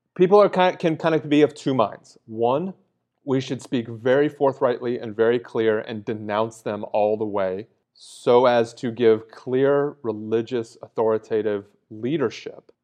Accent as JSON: {"language": "English", "country": "United States", "said": "as an American"}